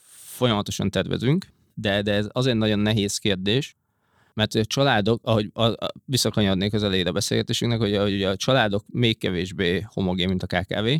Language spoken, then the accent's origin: Hungarian; Hungary; moved away as an adult; also born or lived in London, United Kingdom; angliai bevándorlóként, magyarként